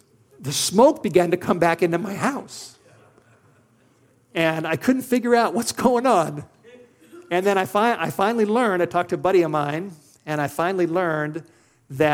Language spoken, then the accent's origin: English; Los Angeles, California, United States; moved away as an adult; now in Idaho, United States; I'm a city boy. I grew up in Los Angeles.